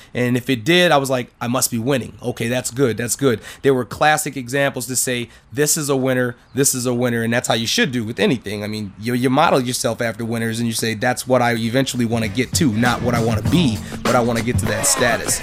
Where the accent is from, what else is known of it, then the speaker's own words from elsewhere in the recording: Minnesota, United States; I'm from Minnesota.